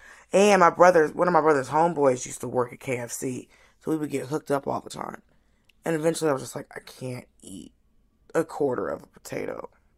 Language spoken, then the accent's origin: English; Miami, Florida, United States; also born or lived in Atlanta; You know, I was born in Miami and we lived there. Like I was born and raised, mm-hmm. I was born in Miami, I was raised in Atlanta, Miami.